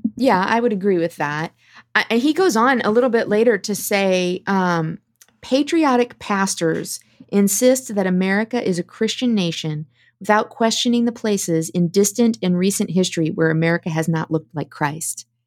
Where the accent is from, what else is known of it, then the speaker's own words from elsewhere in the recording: Midwest, United States; I was raised in the Midwest as well